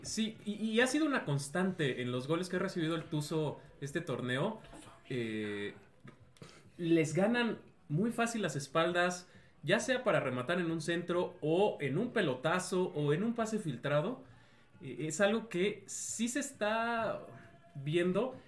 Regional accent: Mexico

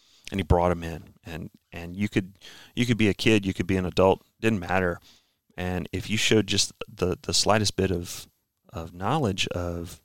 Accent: Rhinebeck, New York, United States; I was born and raised in Rhinebeck, New York, home of old Rhinebeck Aerodrome

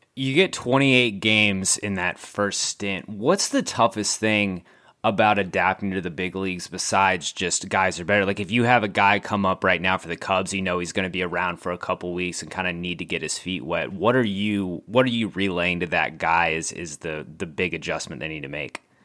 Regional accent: San Antonio, Texas, United States; San Antonio, which we've, we've documented on this podcast before, is my hometown

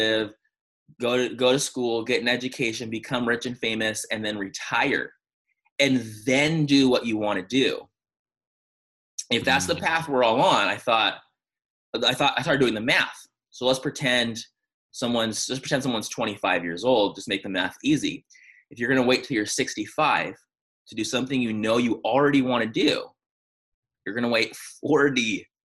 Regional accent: San Diego, California, United States; I'm from San Diego

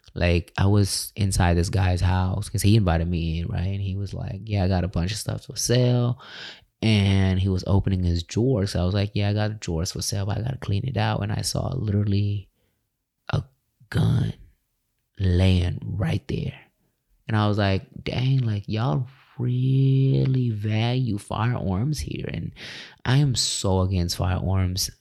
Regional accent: California, United States; moved away as an adult; now in Tulsa, United States; I left my hometown, California

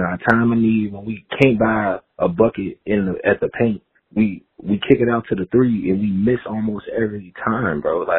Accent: Chicago, Illinois, United States; I'm from Chicago.

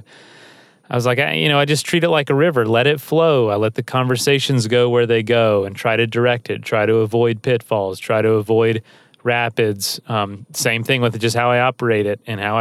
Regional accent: the South, United States; I'm from the South

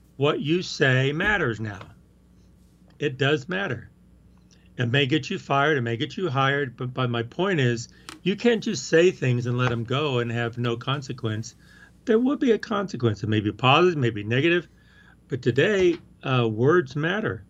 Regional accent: the South, United States; moved away; I'm talking that way 'cause that's how I talk. I'm from the South

